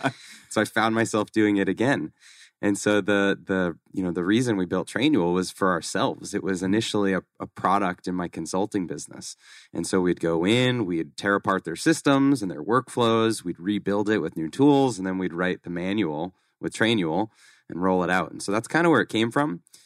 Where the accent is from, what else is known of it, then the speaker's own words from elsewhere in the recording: Boston, Massachusetts, United States; moved away as an adult; now in Scottsdale, United States; I grew up in Massachusetts, grew up in Boston